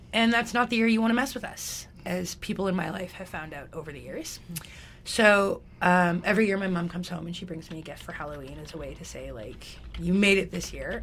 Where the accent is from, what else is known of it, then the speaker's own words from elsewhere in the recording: Alberta, Canada; also born or lived in Calgary; I grew up in White Rail, Alberta, which is like the Texas of Alberta.